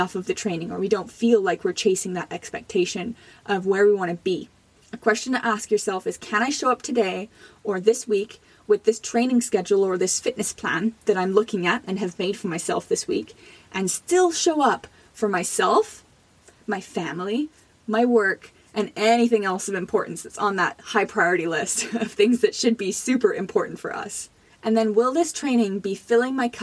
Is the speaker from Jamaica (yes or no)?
yes; Jamaica; now in Canada; I was born in Jamaica.